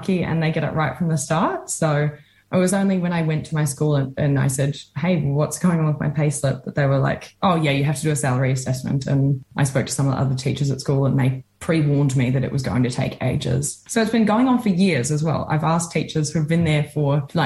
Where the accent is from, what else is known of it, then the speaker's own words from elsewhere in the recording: Australia; also born or lived in Dunedin, New Zealand; now in Wellington, New Zealand; I'm from Australia